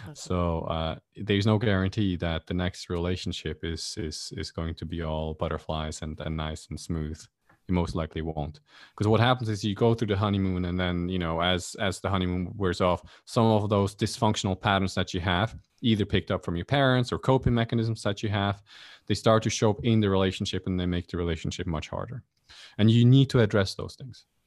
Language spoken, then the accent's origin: English; Switzerland; now in Kuala Lumpur, Malaysia; I grew up in Switzerland